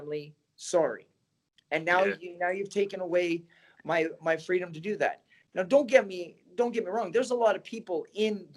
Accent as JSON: {"language": "English", "country": "Canada", "tie": "born or raised there", "moved": "yes", "lives_now": "United States", "said": "I grew up in Canada"}